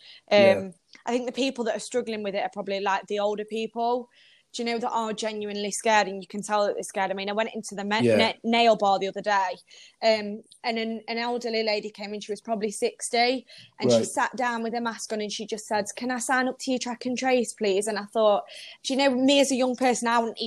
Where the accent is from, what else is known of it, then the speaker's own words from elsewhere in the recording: Derby, East Midlands, United Kingdom; moved away as an adult; now in Sheffield, United Kingdom; I'm not actually from Sheffield, so I'm from more Derby way